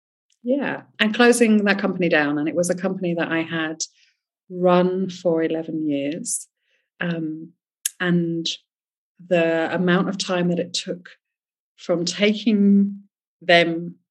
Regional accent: England, United Kingdom; accent: English; also born or lived in France; now in Spain; I grew up in England, but I was born in France. I am here on a German passport. My family's Swiss. I lived in seven countries before I was seven.

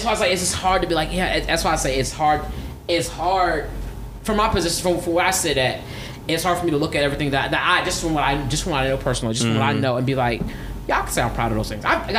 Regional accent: United States; to the people outside of America, I'm American.

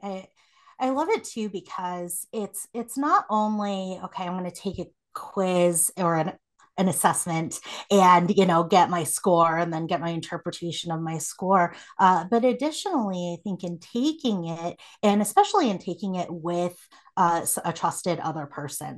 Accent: South Korea; moved away; I was born in Korea

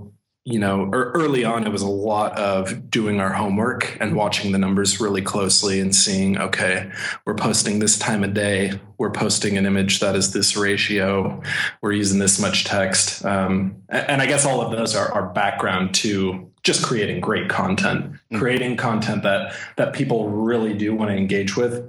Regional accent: Texas, United States; born there; I was born in Texas, although you probably wouldn't be able to tell.

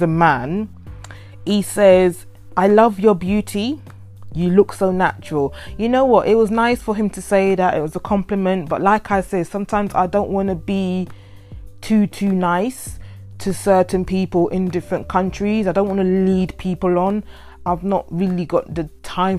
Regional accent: United Kingdom; I am not born in that country, because I am born in the UK, but my parents are from that country.

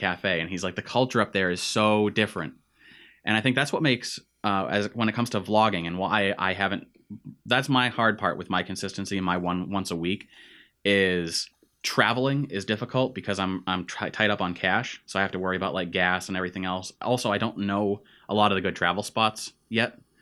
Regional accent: Central Massachusetts, United States; we grew up in Central Mass

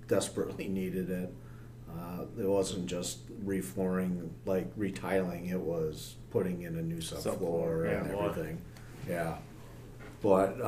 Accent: Saginaw, Michigan, United States; now in Traverse City, United States; growing up in Saginaw, my grandparents built a cabin about an hour and a half north of Augrey

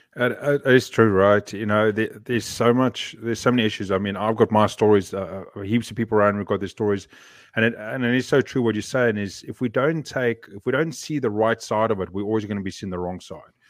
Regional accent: South Africa; now in New Zealand; I grew up in that society

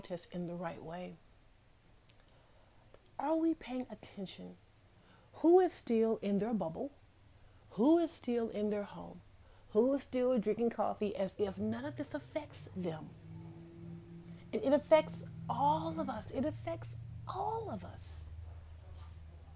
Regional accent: United States; I am African American

